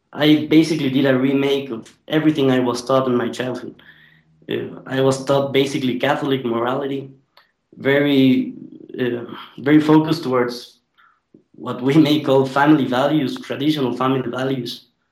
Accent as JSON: {"language": "English", "country": "Ecuador", "said": "I'm from Ecuador"}